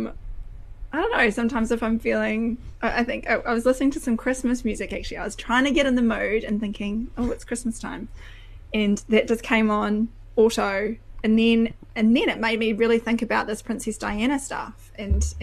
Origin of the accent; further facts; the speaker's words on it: New Zealand; you're a Kiwi